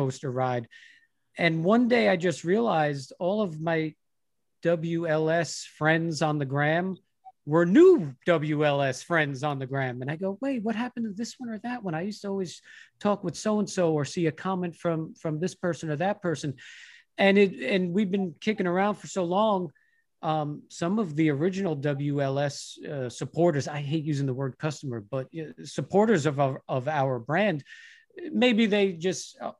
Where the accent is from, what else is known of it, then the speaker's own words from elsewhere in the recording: Long Island, New York, United States; moved away as an adult; also born or lived in Los Angeles / Pittsburgh; I'm from Long Island. I came from the same scene and knew a handful of those guys.